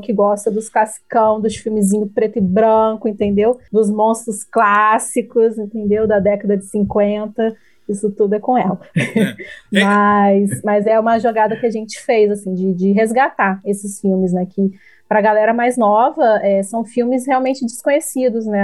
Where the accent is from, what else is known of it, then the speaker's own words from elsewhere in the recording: interior of Rio de Janeiro, Brazil; nós somos do interior do Rio de Janeiro